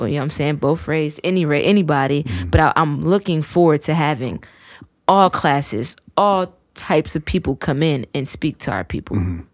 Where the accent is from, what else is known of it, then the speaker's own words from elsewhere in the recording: Fairmont, West Virginia, United States; also born or lived in Detroit, Michigan; I was born there, raised here.